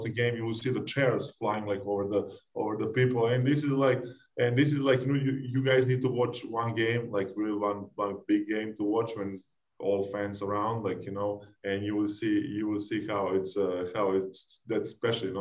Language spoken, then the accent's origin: English; Serbia; English is a second language; moved away as an adult; now in United States; I go in my hometown and my village